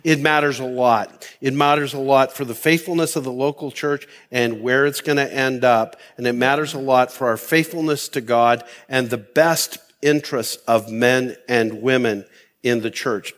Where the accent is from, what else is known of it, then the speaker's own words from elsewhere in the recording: Canada; I've lived this mindset as a Canadian